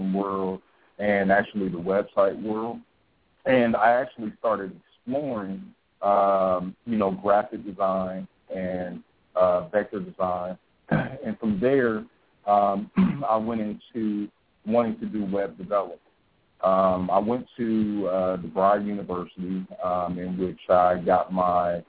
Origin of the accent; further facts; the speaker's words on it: Columbus, Ohio, United States; now in Atlanta, United States; I'm originally from Columbus, Ohio. I came down to Atlanta